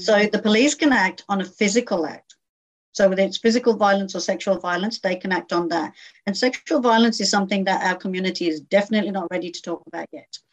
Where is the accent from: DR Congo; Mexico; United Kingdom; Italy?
United Kingdom; moved away as an adult; now in Australia; grew up in a very small community in the UK, and that community grew, became very successful